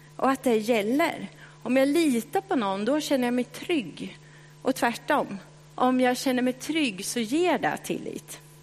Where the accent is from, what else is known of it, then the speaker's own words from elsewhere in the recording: Kisa, Östergötland, Sweden; accent: östgötska; moved away as an adult; now in Stockholm, Sweden; Jag växte upp i Kisa